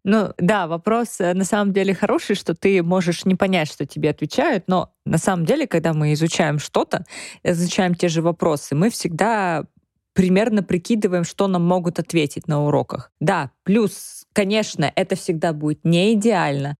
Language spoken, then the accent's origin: Russian; Russia; moved away as an adult; now in Germany; ich von der Russland, von der Russland, von Russland